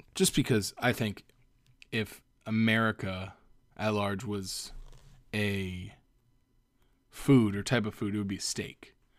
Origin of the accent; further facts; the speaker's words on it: Cape Coral, Florida, United States; now in Los Angeles, United States; in Cape Coral, my hometown